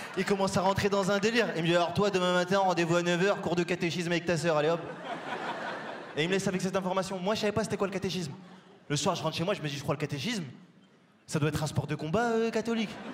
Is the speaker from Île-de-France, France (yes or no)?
yes; Paris, Île-de-France, France; je viens de Paris